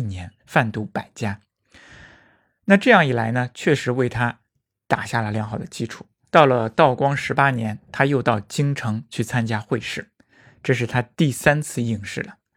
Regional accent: China; 对于我们中国人来说实在是太重要了

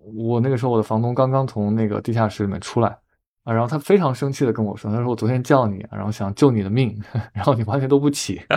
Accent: Hubei, China; moved away; 我在湖北的老家

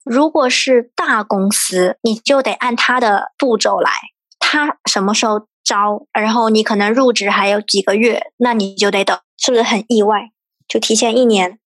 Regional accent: China; also born or lived in Exeter, United Kingdom; 我们中国人

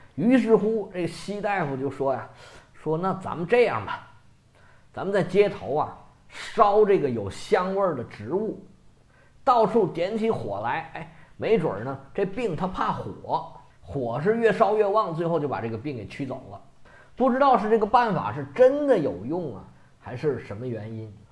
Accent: China; 我们中国人十四亿人

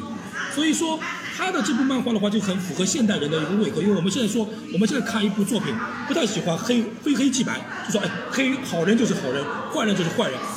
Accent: Japan; 其实《三国演义》这本书在日本是没有人知道的，我们日本人知道都是叫《三国志演义》。

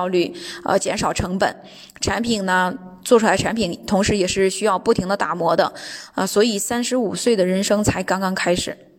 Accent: China; now in Düsseldorf, Germany; 我是从中国来的

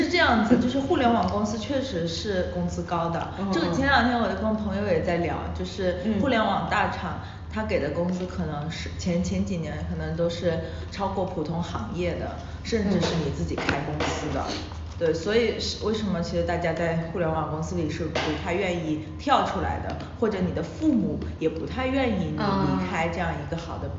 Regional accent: Wenzhou, Zhejiang, China; 我跟九里是老乡嘛，就是我们都是温州人

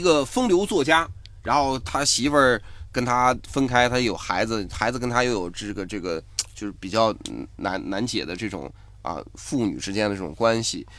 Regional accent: China; 我们中国人

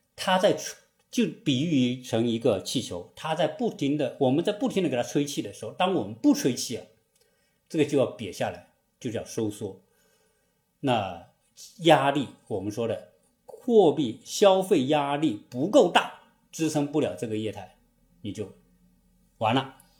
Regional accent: China; 我们中国人

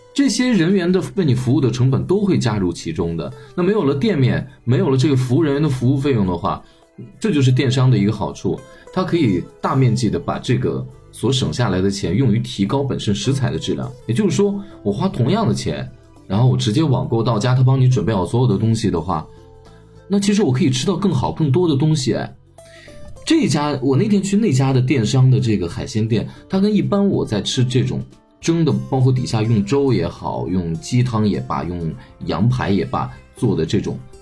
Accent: China; 我们中国人

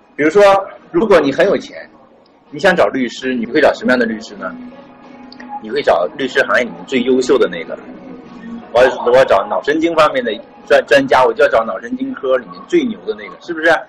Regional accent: China; 就是我们中国人太多了

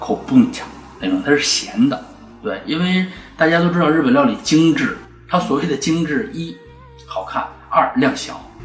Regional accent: China; moved away as an adult; also born or lived in Japan; 因为就是我一个中国人

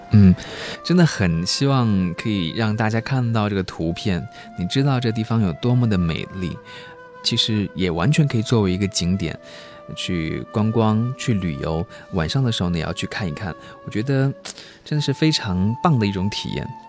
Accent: Chongqing, China; 我是来自于重庆的

